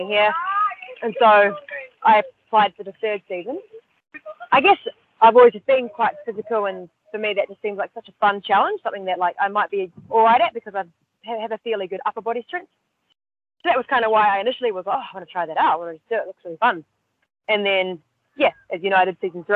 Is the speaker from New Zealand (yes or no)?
yes; New Zealand; moved away as an adult; now in Sydney, Australia; I grew up in New Zealand and moved to Australia about 10 years ago now